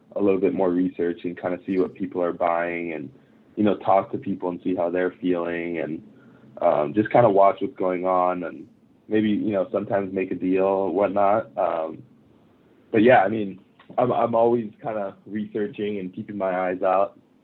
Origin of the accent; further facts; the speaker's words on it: Japan; moved away; I grew up in Japan